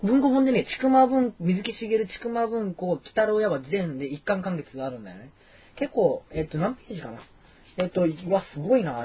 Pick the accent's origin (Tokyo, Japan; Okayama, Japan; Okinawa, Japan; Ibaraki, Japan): Okayama, Japan; Kurashiki; now in Osaka, Japan; 岡山の倉敷で僕8年間住んでた